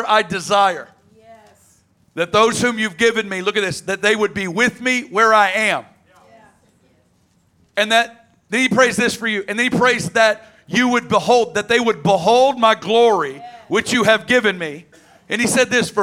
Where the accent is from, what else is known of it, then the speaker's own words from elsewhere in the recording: Arkansas, United States; I'm from Arkansas, right down the road.